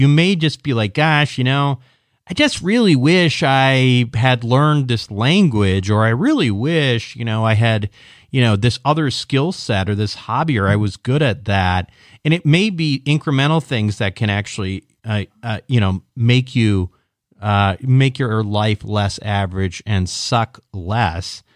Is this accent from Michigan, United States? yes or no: no; Minneapolis, Minnesota, United States; I'm from the Mini, uh, Minneapolis suburbs.